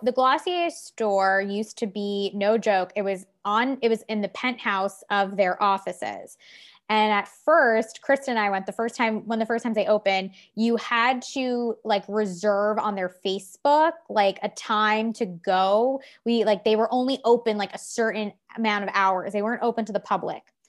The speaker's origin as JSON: {"language": "English", "area": "Long Island", "region": "New York", "country": "United States", "tie": "born or raised there", "said": "Growing up on Long Island"}